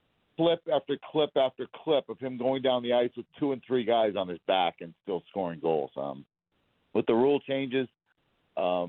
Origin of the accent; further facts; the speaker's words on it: Boston, Massachusetts, United States; I'm from Boston